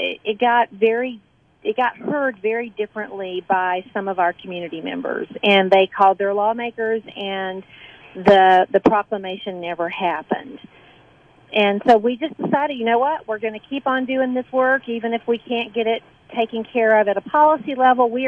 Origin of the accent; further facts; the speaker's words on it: Atlanta, Georgia, United States; moved away as an adult; now in Oneonta, United States; I'm originally from Atlanta, and my first job when I moved to Oneonta back in the 90s